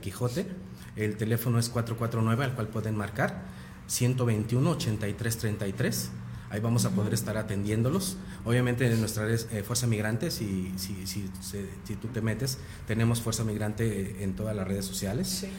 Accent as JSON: {"language": "Spanish", "country": "Mexico", "said": "como mexicanos"}